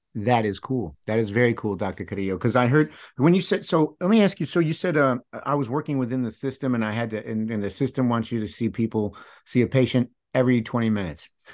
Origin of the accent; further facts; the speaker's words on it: United States; growing up in the United States here